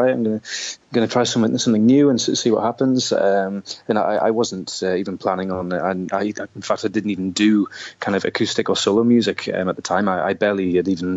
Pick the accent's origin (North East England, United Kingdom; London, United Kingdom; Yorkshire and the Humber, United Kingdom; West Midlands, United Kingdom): North East England, United Kingdom; Newcastle upon Tyne; moved away as an adult; now in Perth, Australia; I came from Newcastle in the north of England